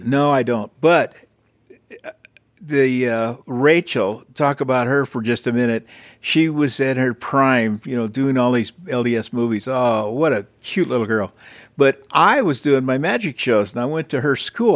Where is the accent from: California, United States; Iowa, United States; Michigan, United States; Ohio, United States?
California, United States; Los Angeles; I was born and raised in Highland Park, which is northeast Los Angeles